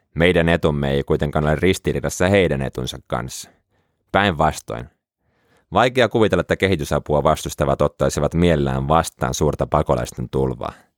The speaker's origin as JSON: {"language": "Finnish", "town": "Helsinki", "region": "Uusimaa", "country": "Finland", "tie": "born or raised there", "moved": "yes", "lives_now": "Jyväskylä, Finland", "said": "Pelasin pienempänä jalkapalloa ja asuin Helsingin Pikkuopalahdessa"}